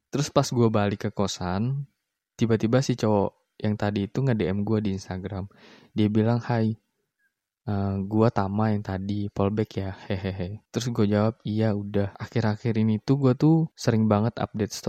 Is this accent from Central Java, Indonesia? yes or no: yes; Semarang, Central Java, Indonesia; now in Surabaya, Indonesia; gue tuh kuliah di salah satu kampus di kota Surabaya. Gue aslinya Semarang sih, di sini gue ngekos.